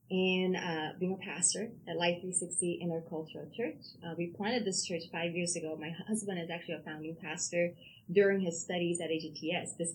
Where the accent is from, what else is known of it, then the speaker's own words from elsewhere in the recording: Busan, South Korea; born there; accent: South Korean accent; English is a second language; South Korea, Busan. So I would, that's a southern part. So I used to speak with accent, South Korean accent.